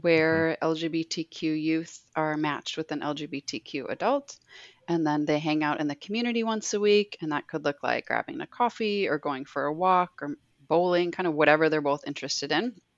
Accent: Minneapolis, Minnesota, United States; also born or lived in Bismarck, North Dakota; we moved from Bismarck, North Dakota, where it wasn't very easy or safe to be out, um, nor were there just job opportunities and a lot of other factors. But we moved to Minneapolis, um, and so during the 90s, I grew up with this like crew of of lesbians

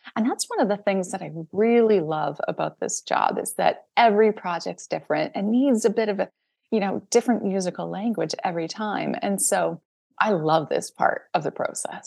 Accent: Saskatchewan, Canada; moved away; also born or lived in Toronto; I grew up in Saskatchewan, which is in the middle of Canada

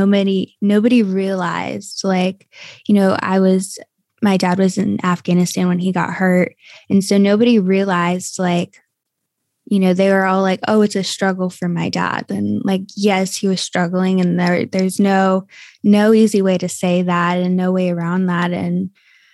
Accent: Cleveland, Ohio, United States; moved away; also born or lived in San Antonio, Texas / Florida; I was born and raised in Cleveland, Ohio, in a suburb.

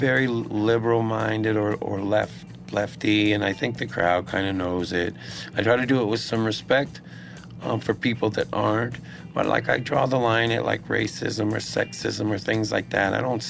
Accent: Texas, United States; So I came from Texas, where they're into words.

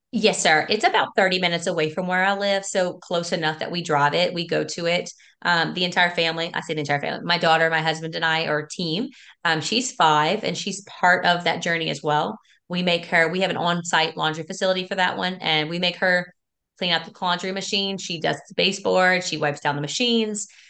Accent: South Louisiana, United States; that I grew up in, my parents built it. And I'm from South Louisiana

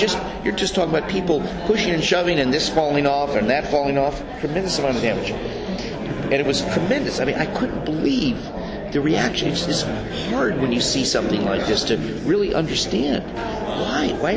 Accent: Beverly Hills, California, United States; When I was a kid, growing up in Beverly Hills

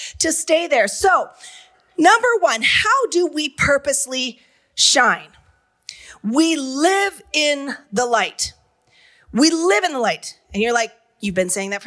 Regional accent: Canada; I'm from Canada. I live here.

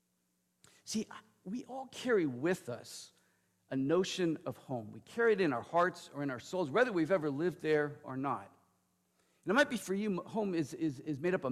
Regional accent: Lodi, California, United States; moved away as an adult; my parents in my hometown, Lodi, California

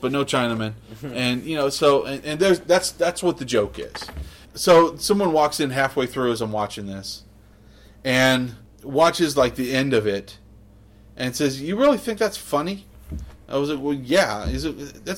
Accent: Clovis, United States; growing up in Clovis

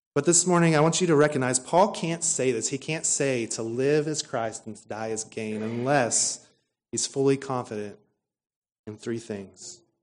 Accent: Stephenville, Texas, United States; we come from Stephenville, Texas, which is home to Tarleton State University

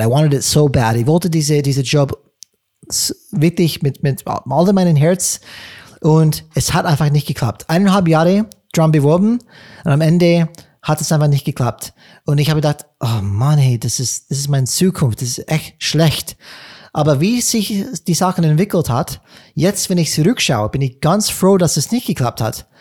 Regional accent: California, United States; German is a second language; moved away; ich komme aus, komme aus Kalifornien

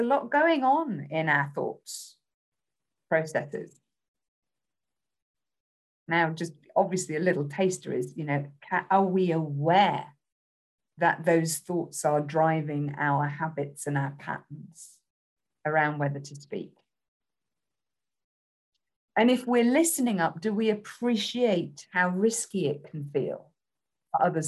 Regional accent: United Kingdom; accent: British; my accent

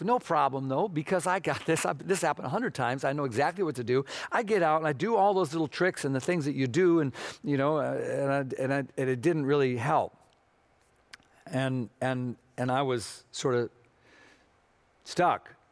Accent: Minnesota, United States; moved away; I'm from Minnesota, or as we sometimes say, Minnesota

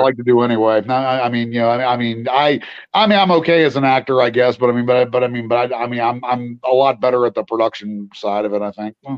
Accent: West Virginia, United States; I'm from West Virginia

